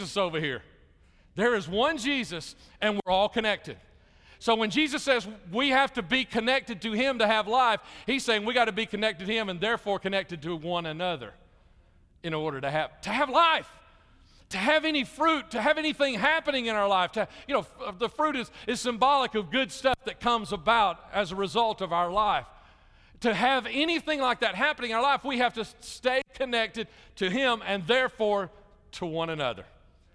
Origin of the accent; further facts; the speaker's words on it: Jefferson County, Alabama, United States; moved away as an adult; also born or lived in Chicago / Little Rock / Dallas-Fort Worth; I grew up in Jefferson County, Alabama